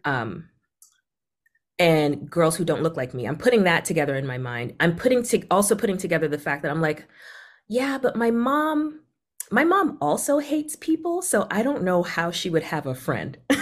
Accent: Boston, Massachusetts, United States; also born or lived in Caribbean; I also grew up in a part of Boston that's just, like, very much safe, white collar, not in the news

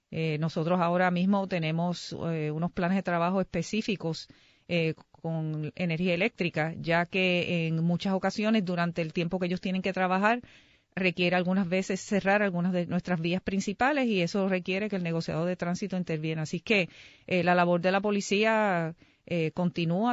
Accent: San Juan, Puerto Rico; Yo soy de San Juan.

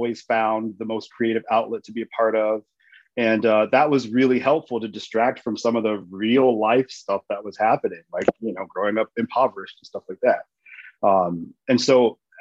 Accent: North Central Louisiana, United States; moved away as an adult; now in Kissimmee, United States; I'm originally from Louisiana. North Central Louisiana

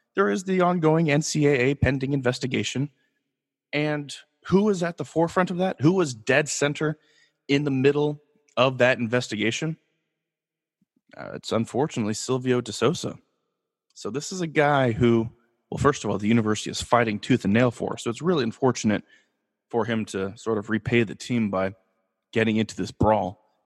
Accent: Los Angeles, California, United States; I am born and raised in Los Angeles

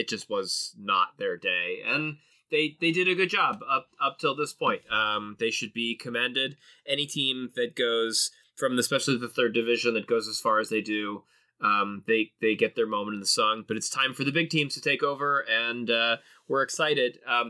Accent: Los Angeles, California, United States; now in Colorado, United States; growing up in Los Angeles

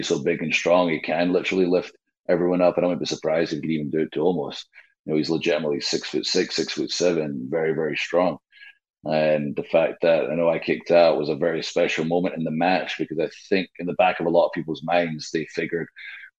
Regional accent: Scotland, United Kingdom; now in Nashville, United States; I am Scottish

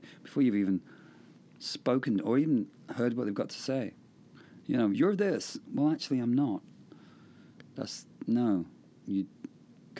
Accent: Hamilton, Ontario, Canada; moved away; I grew up there 5 years, Hamilton, Ontario.

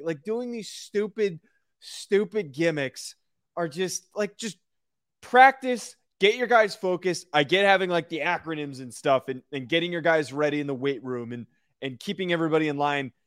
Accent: New Jersey, United States; also born or lived in Rhode Island; I grew up in New Jersey.

